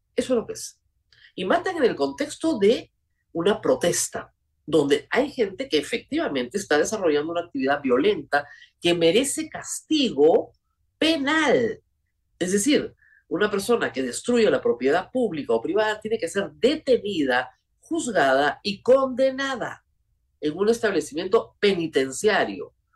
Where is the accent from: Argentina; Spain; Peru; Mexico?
Peru; somos los peruanos, la sociedad peruana